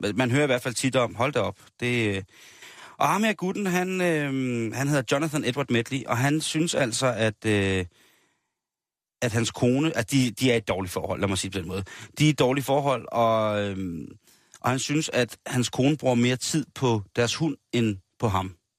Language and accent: Danish; Denmark; vi som danskere